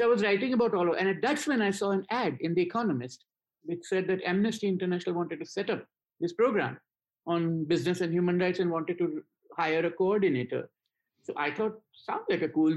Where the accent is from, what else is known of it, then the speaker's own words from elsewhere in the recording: India; I grew up in India